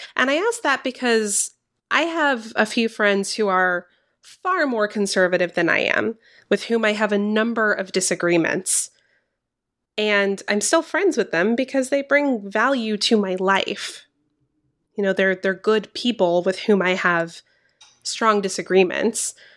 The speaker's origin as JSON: {"language": "English", "region": "Georgia", "country": "United States", "tie": "born or raised there", "said": "my home state of Georgia"}